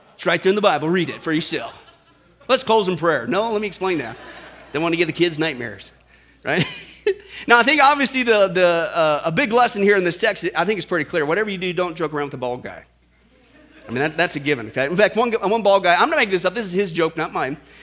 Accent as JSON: {"language": "English", "region": "Kansas", "country": "United States", "tie": "born or raised there", "said": "I grew up in Kansas."}